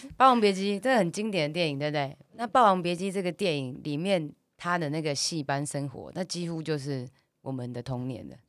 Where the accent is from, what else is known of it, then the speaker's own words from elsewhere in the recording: Taiwan; 我们台湾讲台语嘛